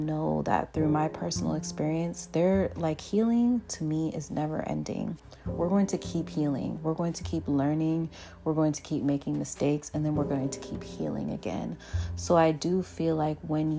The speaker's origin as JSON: {"language": "English", "country": "Jamaica", "tie": "born or raised there", "also_born_or_lived": "Portland, Oregon, United States", "moved": "yes", "said": "I've been able to, you know, grow up in Jamaica. My younger years, I've been able to experience going to primary school in Jamaica as well"}